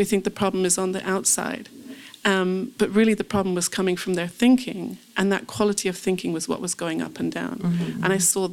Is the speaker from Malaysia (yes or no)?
no; England, United Kingdom; moved away as an adult; also born or lived in California / Jerusalem; I grew up in England, and when I first moved to California to work in the movie business